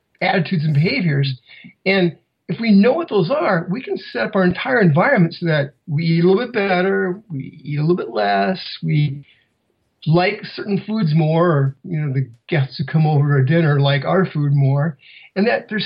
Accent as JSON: {"language": "English", "region": "Iowa", "country": "United States", "tie": "born or raised there", "said": "I grew up in Iowa"}